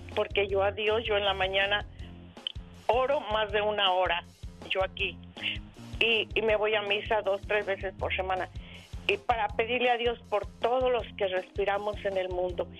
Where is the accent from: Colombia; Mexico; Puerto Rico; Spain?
Mexico; La Barca, Jalisco; moved away as an adult; now in Wisconsin, United States; De la Barca, Jalisco